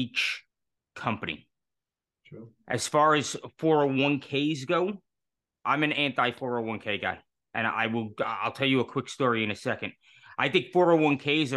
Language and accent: English; New York City, New York, United States; moved away as an adult; I was born and raised in New York City.